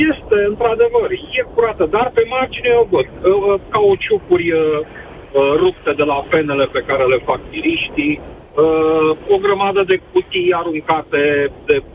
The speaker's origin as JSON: {"language": "Romanian", "country": "Romania", "said": "Nu știm, nu vrem să ne respectăm unul pe celălalt. Nu știm să ne iubim unul pe celălalt ca români."}